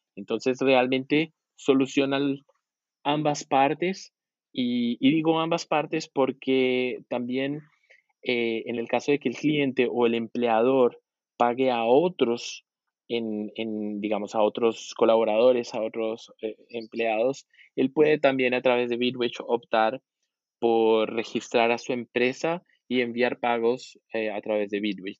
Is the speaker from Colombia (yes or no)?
yes; Colombia; also born or lived in Argentina; now in Brazil; yo, soy colombiano, eh, viví también en Argentina unos cinco años y ahora estoy diez años en Brasil